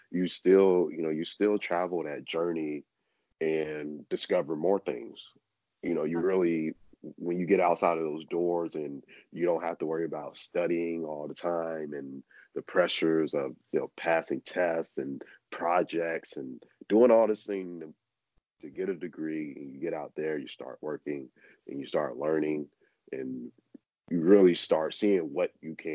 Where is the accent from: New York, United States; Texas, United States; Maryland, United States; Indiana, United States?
New York, United States; New York City; being a New Yorker, I can.